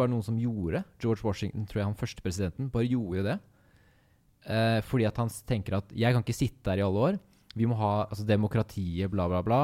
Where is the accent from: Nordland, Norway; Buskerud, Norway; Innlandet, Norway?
Buskerud, Norway; Kongsberg; Vi er to venner fra Kongsberg